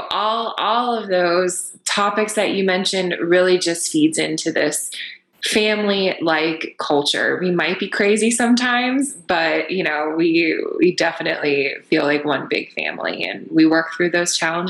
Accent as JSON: {"language": "English", "region": "eastern Pennsylvania", "country": "United States", "moved": "yes", "lives_now": "Pittsburgh, United States", "said": "I'm not from Pittsburgh originally, you know, I'm from the eastern portion of the state. So my family's 5 hours away."}